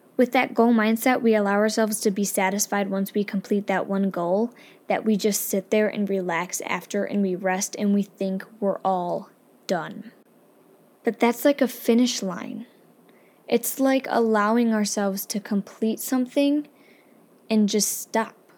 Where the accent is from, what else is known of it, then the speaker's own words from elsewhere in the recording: upstate New York, United States; I'm just from upstate New York, where pretty much all we have going for us is tomato pie and chicken